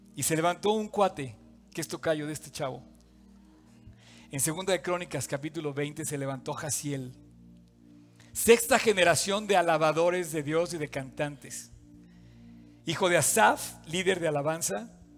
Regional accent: Mexico

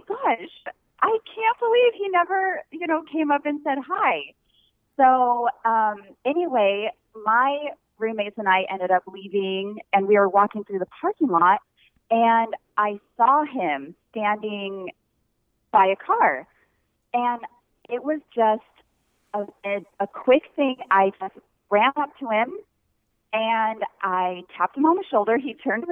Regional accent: Pollock Pines, California, United States; moved away as an adult; also born or lived in Provo, Utah; now in Oahu, United States; we're actually both from California

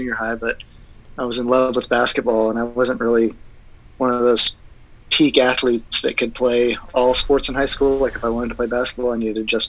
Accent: Houston, Texas, United States; born and raised in Houston, Texas.

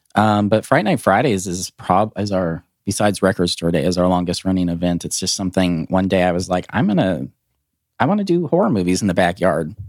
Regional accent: Glasgow, Montana, United States; also born or lived in Helena, Montana; now in Nashville, United States; I was Born in Helena, raised in a very small town in the northeast corner called Glasgow

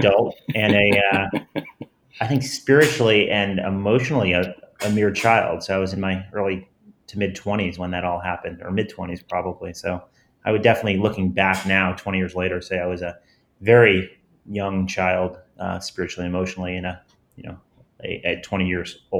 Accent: New Jersey, United States; I grew up in New Jersey, very middle class

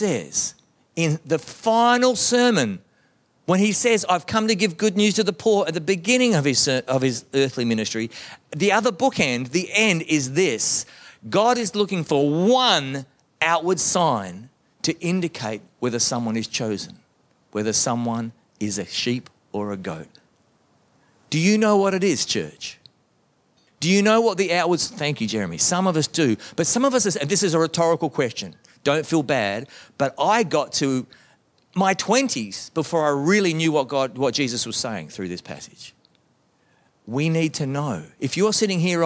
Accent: Melbourne, Victoria, Australia; growing up in the Baptist church in Melbourne, Australia

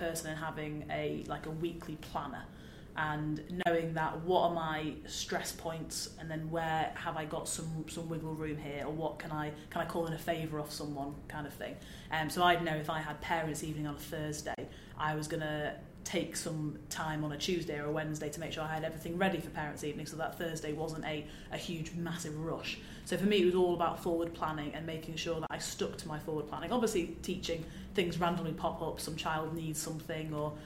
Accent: Manchester, North West England, United Kingdom; I'm from Manchester

